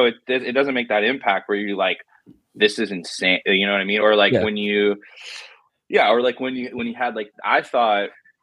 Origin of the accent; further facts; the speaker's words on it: Southern California, United States; growing up in Southern California.